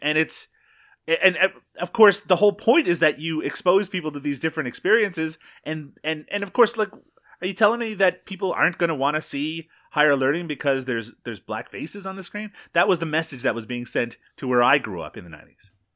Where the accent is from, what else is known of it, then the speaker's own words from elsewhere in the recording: Newfoundland and Labrador, Canada; where I grew up in Newfoundland